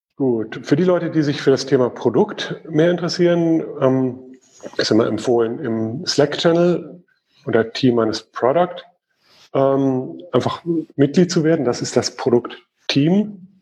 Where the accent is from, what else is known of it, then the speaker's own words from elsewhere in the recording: Germany; Bei uns in Deutschland